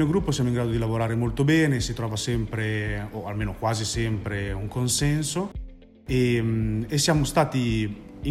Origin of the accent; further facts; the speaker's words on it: Bologna, Emilia-Romagna, Italy; vengo da Bologna